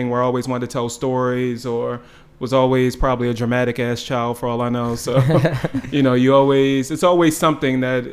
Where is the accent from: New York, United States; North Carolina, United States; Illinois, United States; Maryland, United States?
Maryland, United States; Baltimore; also born or lived in Los Angeles; I grew up in Baltimore. I grew up in Baltimore, went to Towson Catholic and City for high school